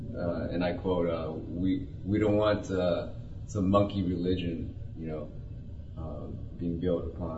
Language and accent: English; United States; me as an American, but not a WASP